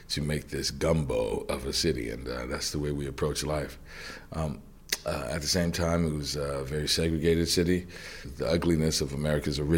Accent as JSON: {"language": "English", "town": "New Orleans", "region": "Louisiana", "country": "United States", "tie": "born or raised there", "said": "I was born and raised in New Orleans, Louisiana, which is uh, the deep South, but it's really different. New Orleans is, uh, I kind of say, it's the northernmost Caribbean city."}